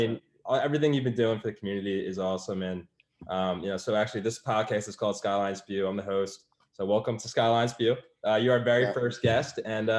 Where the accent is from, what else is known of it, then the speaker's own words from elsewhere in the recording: New Jersey, United States; Hey, I'm from Jersey